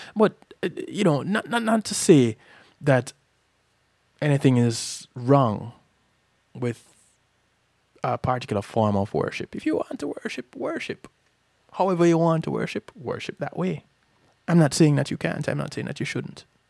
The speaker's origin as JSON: {"language": "English", "country": "Jamaica", "said": "I'm from Jamaica"}